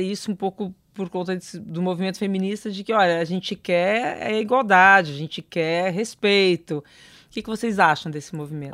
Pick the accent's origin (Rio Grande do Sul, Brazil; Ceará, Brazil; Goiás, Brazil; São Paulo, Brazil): São Paulo, Brazil; interior of; eu sou do interior, de São Paulo